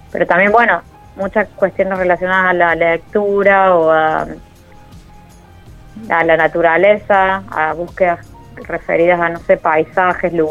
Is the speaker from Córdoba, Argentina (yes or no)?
yes; Córdoba, Argentina; Soy de Córdoba Capital y a veces voy un piso porque, bueno, vive rally ahí